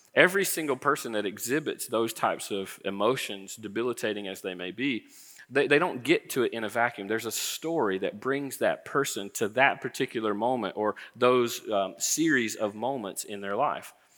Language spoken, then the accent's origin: English; Florida, United States; I grew up in Florida